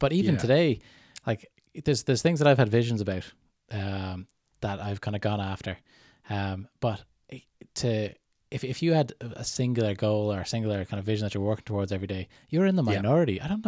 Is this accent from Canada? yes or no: yes; Canada; born there; accent: Canadian; So I was born in Canada a long time ago, but I've got my Canadian accent in the back pocket whenever I need it.